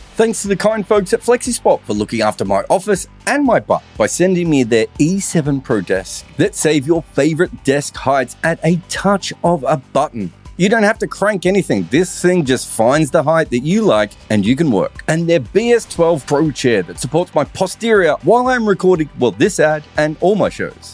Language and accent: English; Australia; being Australian